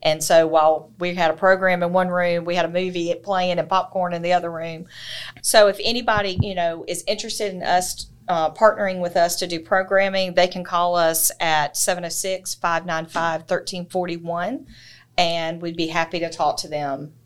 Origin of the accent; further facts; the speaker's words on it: Thomson, Georgia, United States; I grew up in Thompson. I'm a lifelong citizen of McDuffie County.